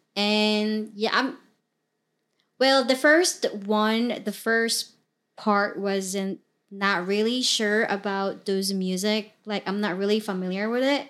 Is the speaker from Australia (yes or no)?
no; Mindanao, Philippines; English is a second language; moved away as an adult; now in United States; I was originally from the Philippines, born and raised in the Philippines